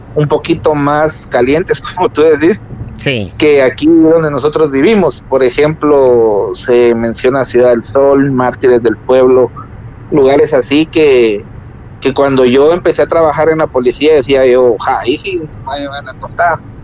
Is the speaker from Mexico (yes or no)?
no; Agua Blanca, Jutiapa, Guatemala; nosotros somos de Agua Blanca, o sea, somos cercanos